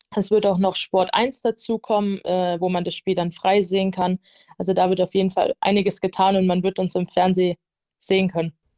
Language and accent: German; near Darmstadt, Hesse, Germany; now in Nuremberg, Germany; Ich komme ursprünglich aus der Nähe von Darmstadt, das ist in Hessen. Und ja, bin dann damals hierher gezogen